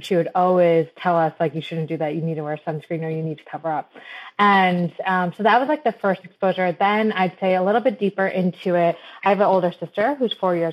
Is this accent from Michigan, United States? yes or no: yes; Michigan, United States; I was born and raised in Michigan